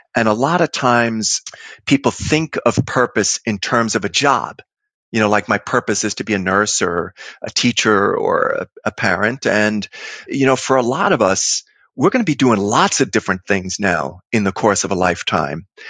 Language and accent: English; New York City, New York, United States; I grew up in Queens, you know, lower middle class New York streets